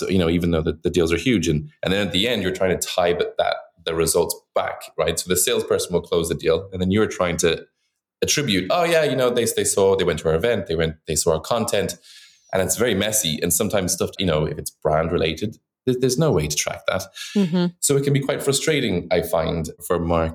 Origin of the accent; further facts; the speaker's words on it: Dublin, Leinster, Ireland; moved away as an adult; also born or lived in Shanghai, China; now in New York, United States; I'm from Dublin, Ireland